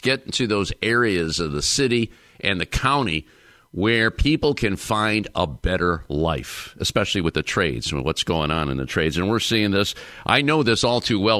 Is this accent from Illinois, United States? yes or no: no; Northeastern Ohio, United States; I'm from Northeastern Ohio